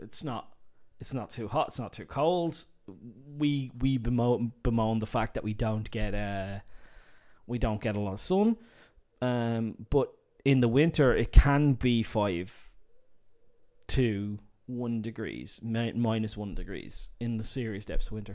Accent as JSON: {"language": "English", "town": "Dublin", "region": "Leinster", "country": "Ireland", "said": "I'm from Dublin"}